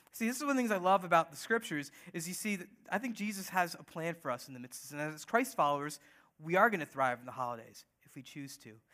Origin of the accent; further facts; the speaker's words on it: United States; we're all born here, born and raised in the U S of A.